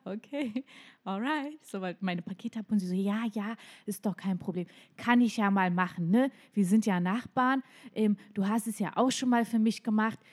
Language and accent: German; Mecklenburg-Vorpommern, Germany; ich bin in, in MacPom groß geworden